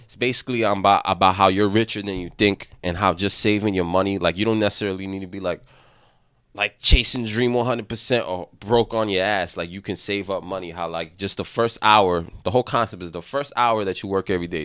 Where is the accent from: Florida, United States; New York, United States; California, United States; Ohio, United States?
New York, United States; New York City; as a young man, we didn't learn a lot growing up in the Bronx